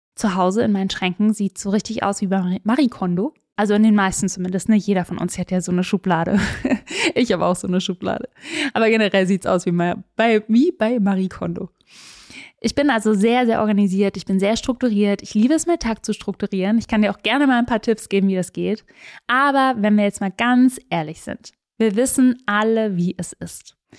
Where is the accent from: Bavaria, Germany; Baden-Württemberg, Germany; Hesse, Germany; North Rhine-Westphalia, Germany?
Baden-Württemberg, Germany; Swabian Jura; ich bin auf der Schwäbischen Alb groß geworden